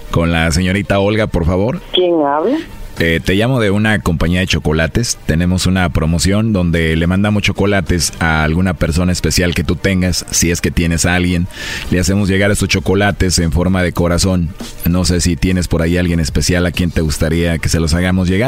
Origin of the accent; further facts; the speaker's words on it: Mexico; Así somos los mexicanos.